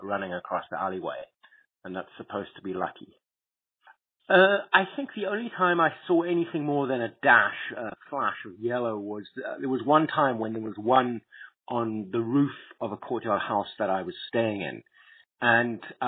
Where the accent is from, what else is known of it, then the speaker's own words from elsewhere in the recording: South Africa; moved away; also born or lived in Beijing; since I grew up in South Africa